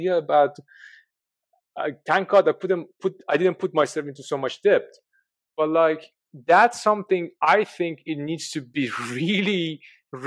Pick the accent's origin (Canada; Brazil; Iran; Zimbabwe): Iran; moved away; I come from Iran